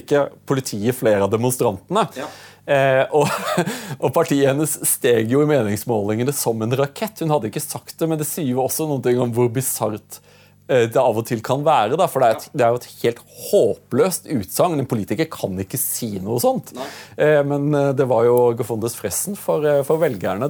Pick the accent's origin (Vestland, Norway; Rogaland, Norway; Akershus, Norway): Akershus, Norway; Drøbak; also born or lived in Åseral / United Kingdom; jeg, vokste opp i Drøbak